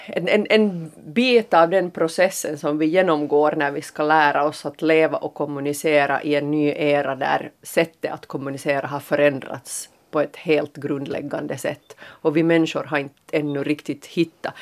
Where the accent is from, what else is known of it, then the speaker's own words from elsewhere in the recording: Finland; som finlandssvensk aktiv medborgare